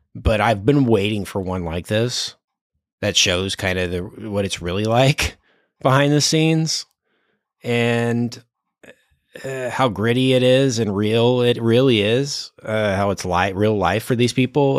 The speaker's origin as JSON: {"language": "English", "town": "Dallas", "region": "Texas", "country": "United States", "said": "I am from Dallas"}